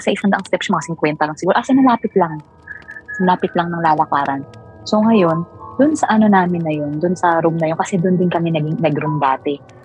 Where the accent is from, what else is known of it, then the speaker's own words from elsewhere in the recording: Mindoro, Mimaropa, Philippines; ako taga Mindoro